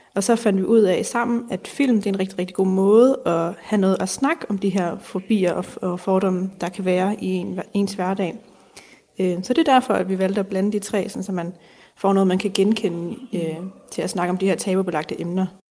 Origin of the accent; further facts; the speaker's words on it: North Zealand, Capital Region of Denmark, Denmark; Jeg kommer fra Nordsjælland